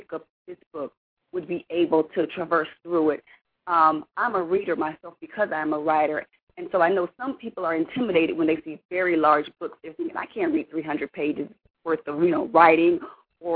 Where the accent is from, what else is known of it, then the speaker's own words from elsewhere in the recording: Florida, United States; moved away as an adult; now in Texas, United States; I am originally from Florida. I've been in Texas for about 12 years now.